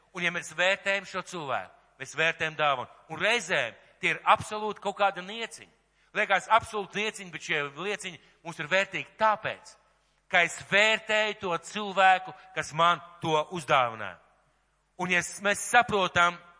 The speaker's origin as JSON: {"language": "Latvian", "country": "Latvia"}